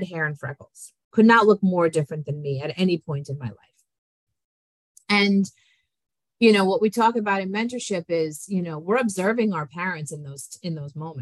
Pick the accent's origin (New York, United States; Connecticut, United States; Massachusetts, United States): New York, United States; also born or lived in Colombia; I was raised in New York by Italian American parents.